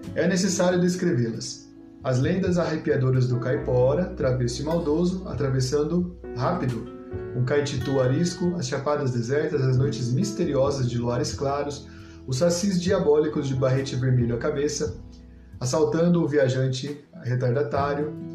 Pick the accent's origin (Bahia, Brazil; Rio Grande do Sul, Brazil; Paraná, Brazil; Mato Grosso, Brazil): Paraná, Brazil; Eu sou paranaense